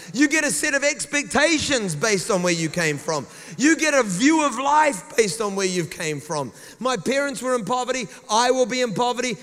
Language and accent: English; New Zealand; accent: New Zealand; they just think it's my New Zealand accent